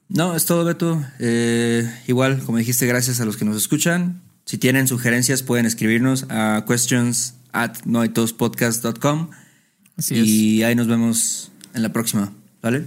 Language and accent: Spanish; Mexico; nosotros somos de México